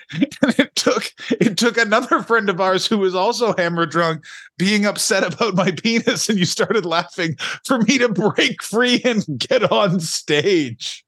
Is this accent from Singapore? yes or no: no; United States; me being an American